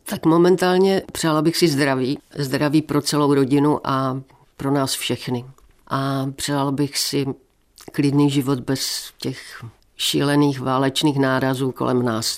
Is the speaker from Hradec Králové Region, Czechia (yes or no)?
no; Moravian Slovakia, South Moravian Region, Czechia; now in Ostrava, Czechia; jsem vyrostla vlastně na Slovácku